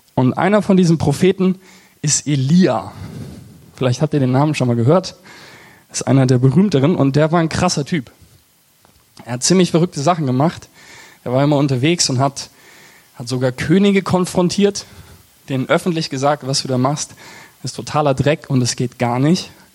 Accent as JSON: {"language": "German", "area": "Eversbach, Hessian Hinterland", "region": "Hesse", "country": "Germany", "said": "ich komme aus Eversbach das ist so im Bermuda-Dreieck zwischen, zwischen Siegen, Marburg und Gießen"}